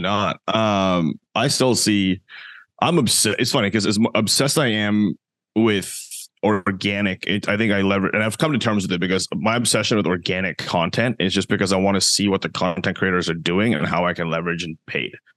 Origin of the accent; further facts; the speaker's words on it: Canada; I'm from Canada as well